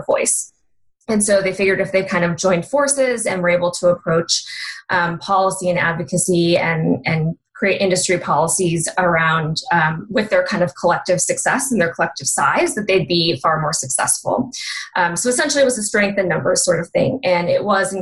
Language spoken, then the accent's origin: English; Chicago area, Illinois, United States; moved away as an adult; now in Boulder, United States; I grew up near the Chicago area